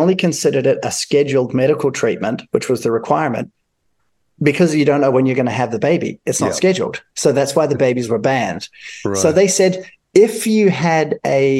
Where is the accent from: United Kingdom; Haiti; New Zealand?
New Zealand; as a New Zealander